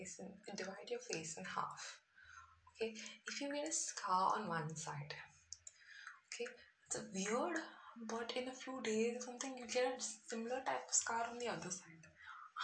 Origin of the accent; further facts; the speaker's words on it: South India, India; I'm from the south.